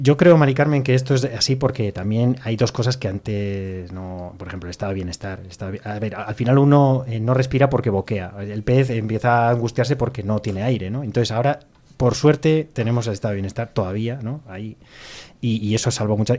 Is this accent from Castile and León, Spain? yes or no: yes; Castile and León, Spain; la gente que producimos el pan que somos aquí los castellanos